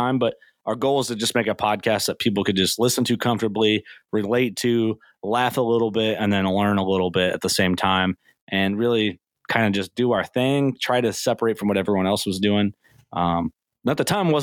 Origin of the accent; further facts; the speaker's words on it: Illinois, United States; I'm from Illinois